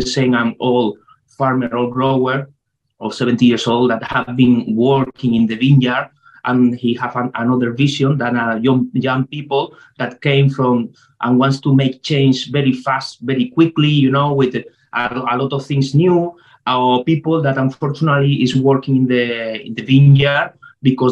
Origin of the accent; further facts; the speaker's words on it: Tenerife, Canary Islands, Spain; English is a second language; I came from Tenerife, I am chemistry organic from La Laguna in Tenerife University